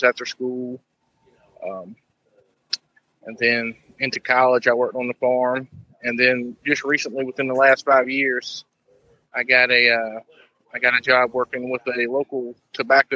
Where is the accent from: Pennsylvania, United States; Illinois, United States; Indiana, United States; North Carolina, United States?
North Carolina, United States; Louisburg; I'm actually located in Lewisburg, North Carolina. Born and raised here